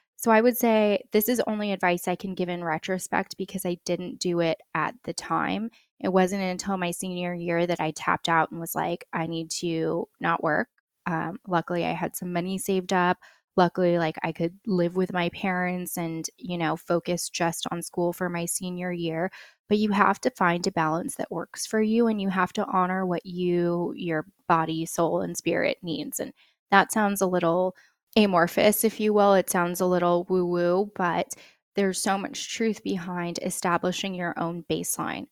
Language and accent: English; United States; I'm first generation American, which always comes with its own quirks, but, you know, for me, being half Filipino